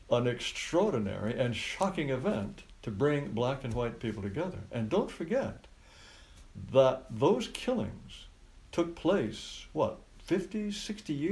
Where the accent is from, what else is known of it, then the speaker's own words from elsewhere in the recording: Japan; I grew up in Japan. All of my childhood friends were Japanese.